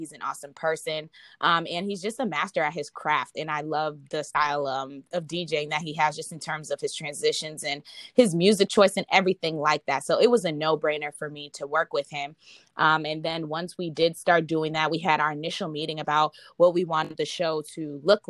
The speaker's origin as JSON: {"language": "English", "region": "Minnesota", "country": "United States", "tie": "born or raised there", "also_born_or_lived": "Boston, Massachusetts", "moved": "yes", "said": "I was born in Boston and I was raised in Minnesota"}